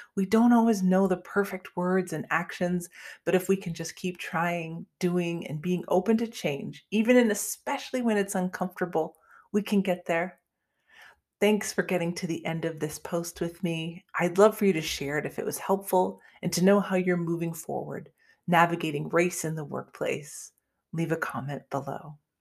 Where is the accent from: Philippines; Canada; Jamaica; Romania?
Canada; moved away as an adult; now in United States; I grew up in Canada and moved to the United States a few years ago